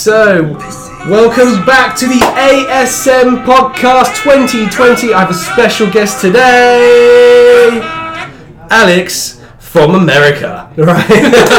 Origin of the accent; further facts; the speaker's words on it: United Kingdom; being a Brit